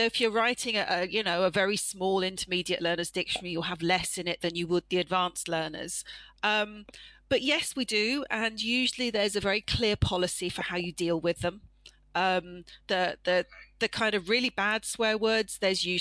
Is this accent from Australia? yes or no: no; United Kingdom; as a British person